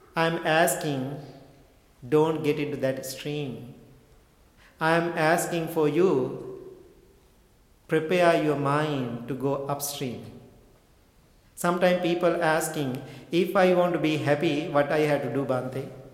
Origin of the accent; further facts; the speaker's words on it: Sri Lanka; I was born and raised in Sri Lanka